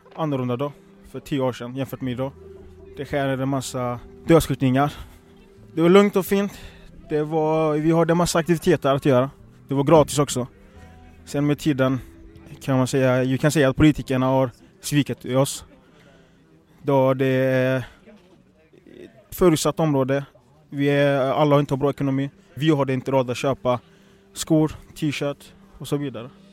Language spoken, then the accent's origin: Swedish; Gothenburg, Västra Götaland, Sweden; Jag är född och uppvuxen i Biskopsgården